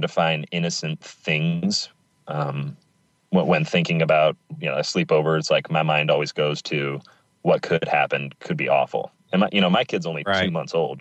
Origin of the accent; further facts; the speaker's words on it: Pacific Northwest, United States; I grew up in the Pacific Northwest and lived here all my life